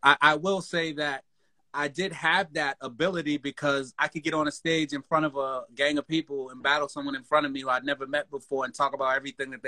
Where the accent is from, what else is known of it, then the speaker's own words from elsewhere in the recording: Boston, Massachusetts, United States; moved away as an adult; we're from Boston.